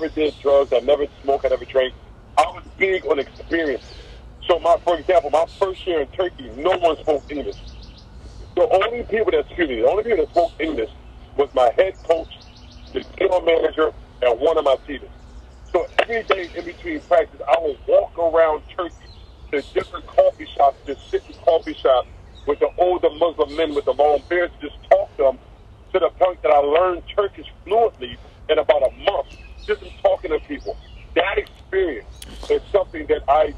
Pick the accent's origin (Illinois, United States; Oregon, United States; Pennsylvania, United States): Pennsylvania, United States; Philadelphia; I'm born and raised in Philadelphia